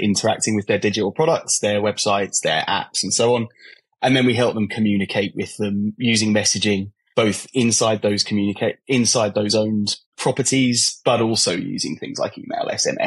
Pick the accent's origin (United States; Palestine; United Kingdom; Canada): United Kingdom; London; now in Brighton, United Kingdom; I was born in Hammersmith in London, for those who are familiar with London. And I grew up around there and around Southeast London